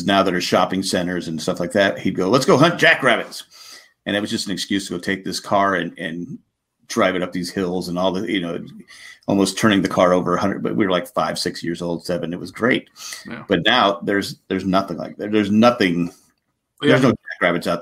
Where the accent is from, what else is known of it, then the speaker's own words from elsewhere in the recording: San Diego, California, United States; I grew up in San Diego